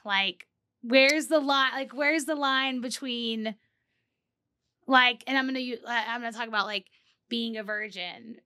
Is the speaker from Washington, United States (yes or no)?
no; Corpus Christi, Texas, United States; I grew up in Texas, in South Texas, like okay. near the Corpus area.